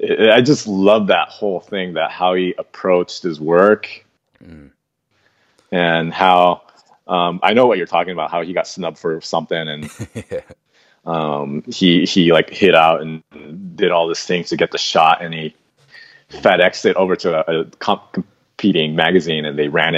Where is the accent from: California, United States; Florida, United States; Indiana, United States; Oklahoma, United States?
California, United States; Fountain Valley; I grew up in Orange County, and I'm still in Orange